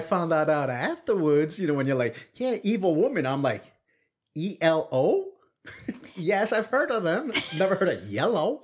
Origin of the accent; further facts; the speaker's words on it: New York City, New York, United States; accent: Brooklyn; first language Spanish; English is a second language; growing up in Brooklyn